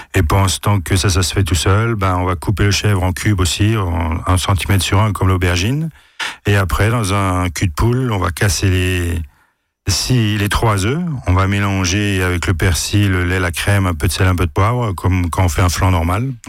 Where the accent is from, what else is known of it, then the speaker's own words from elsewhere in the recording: Alsace, Grand Est, France; chez nous en Alsace